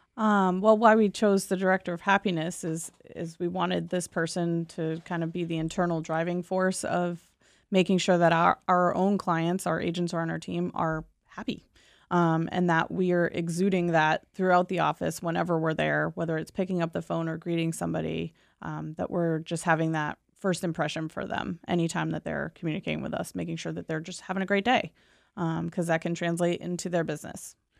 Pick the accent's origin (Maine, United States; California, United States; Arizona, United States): Maine, United States; Southern; I'm born and raised in Southern Maine